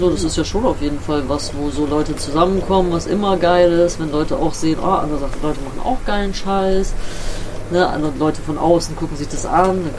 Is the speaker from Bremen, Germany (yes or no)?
yes; Bremen, Germany; Also, ich komme aus Bremen-Nord, Blumenthal, da bin ich aufgewachsen, kennst du vielleicht, auch so ein abgehängter Stadtteil.